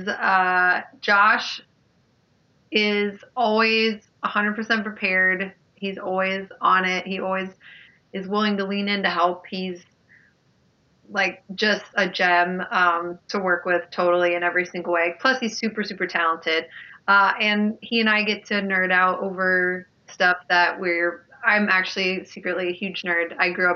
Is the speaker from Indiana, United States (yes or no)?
yes; Carmel, Indiana, United States; when I was growing up there, it was about 100,000